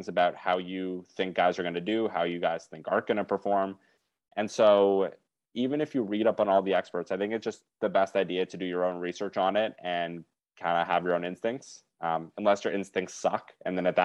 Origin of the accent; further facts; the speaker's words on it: Canada; Growing up in Canada